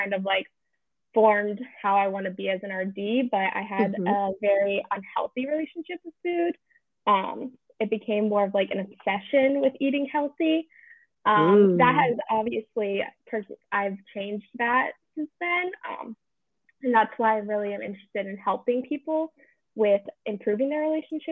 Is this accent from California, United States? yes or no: no; Annapolis, Maryland, United States; moved away as an adult; also born or lived in North Carolina; now in Collingswood, United States; I'm originally from and like grew up in Annapolis, near Annapolis, Maryland